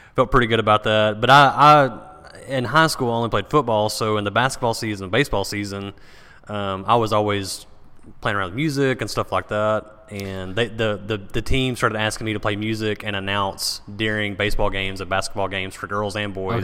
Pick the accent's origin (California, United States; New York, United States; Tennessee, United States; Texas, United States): Texas, United States; Paris; I was born in Paris, Texas